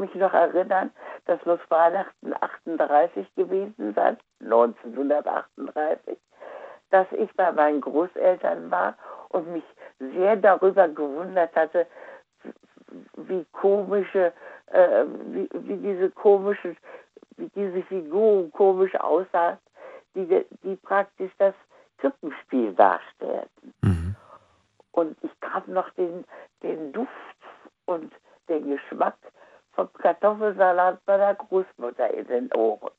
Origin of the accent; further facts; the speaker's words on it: Wuppertal, North Rhine-Westphalia, Germany; Ich bin ja aus Wuppertal